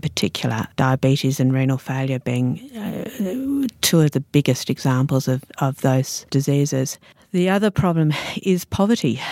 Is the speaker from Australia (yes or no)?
yes; Australia; also born or lived in Sydney / New Zealand; now in Alice Springs, Australia; as an Australian